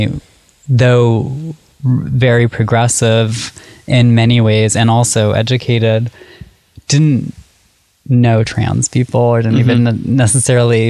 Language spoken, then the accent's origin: English; Syracuse, New York, United States; I grew up in Syracuse, New York